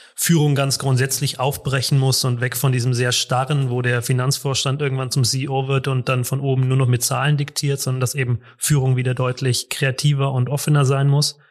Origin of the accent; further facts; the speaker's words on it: Munich, Bavaria, Germany; ich komme aus München